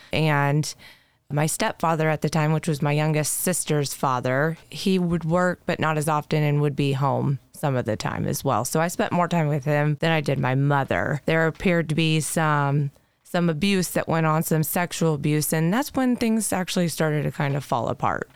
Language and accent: English; Decatur, Indiana, United States; born and raised in Decatur, Indiana